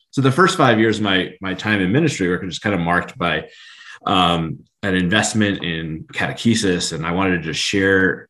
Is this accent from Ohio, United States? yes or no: yes; Steubenville, Ohio, United States; moved away; I grew up in Steubenville